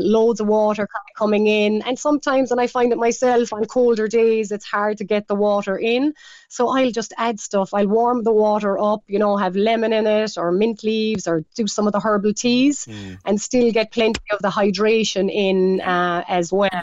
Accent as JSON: {"language": "English", "country": "Ireland", "said": "we're Irish, we love our cabbage"}